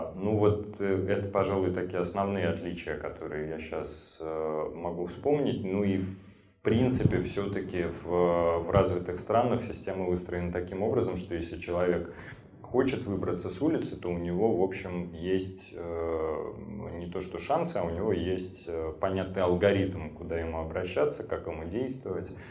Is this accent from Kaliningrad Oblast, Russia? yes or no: no; Saint Petersburg, Russia; я живу, родился в Петербурге